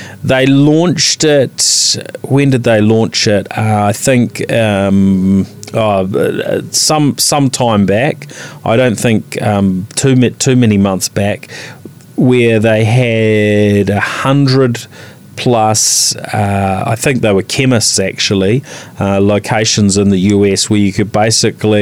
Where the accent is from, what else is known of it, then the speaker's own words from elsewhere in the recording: New Zealand; as a Kiwi